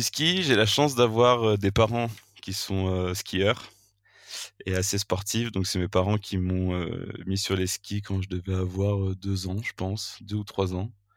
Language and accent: French; Vercors, Auvergne-Rhône-Alpes, France; Je suis originaire du Vercors, qui est euh, donc euh, Vercors, une station de ski au-dessus de Grenoble. J'ai grandi ici depuis, depuis que je suis tout petit